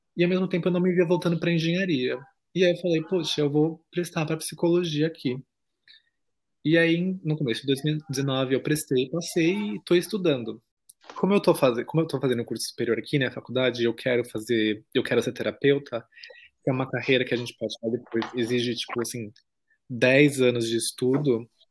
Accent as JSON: {"language": "Portuguese", "region": "São Paulo", "country": "Brazil", "moved": "as an adult", "lives_now": "Germany", "said": "não consegui morar em cidade pequena, porque eu sou paulistano."}